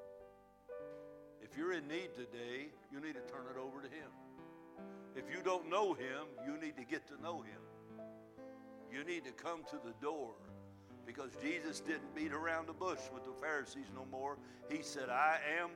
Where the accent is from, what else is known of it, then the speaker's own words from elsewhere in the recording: United States; we're American